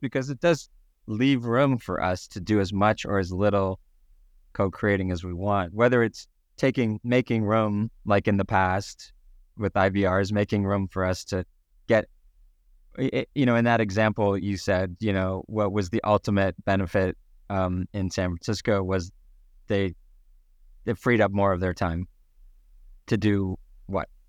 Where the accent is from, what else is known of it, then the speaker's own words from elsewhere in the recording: Canada; being the Canadian that I am